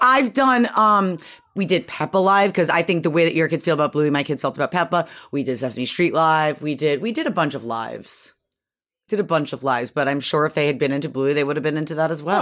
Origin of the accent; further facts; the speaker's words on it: Syracuse, New York, United States; moved away; also born or lived in Connecticut; I grew up in Syracuse, like, in upstate New York